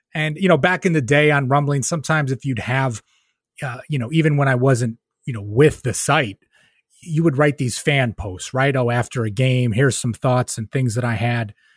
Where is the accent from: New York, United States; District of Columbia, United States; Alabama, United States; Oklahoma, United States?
New York, United States; Rochester; moved away as an adult; now in Albany area, United States; I'm from Rochester, New York, right? So growing up in Rochester